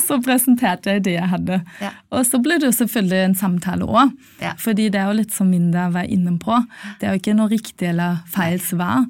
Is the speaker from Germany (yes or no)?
yes; Germany; Norwegian is a second language; moved away as an adult; also born or lived in Poland; now in Norway; jeg er opprinnelig fra Tyskland og har kommet til Norge i forbindelse med studiene mine.